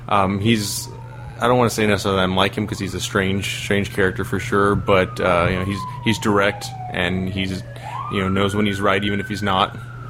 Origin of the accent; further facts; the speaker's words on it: Peoria, Arizona, United States; I am from Peoria, Arizona. It's right outside of Phoenix. That's about 390 miles from here.